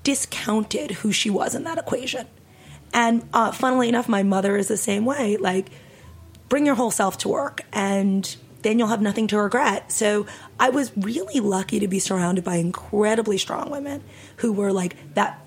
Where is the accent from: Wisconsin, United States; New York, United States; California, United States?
New York, United States; I grew up in New York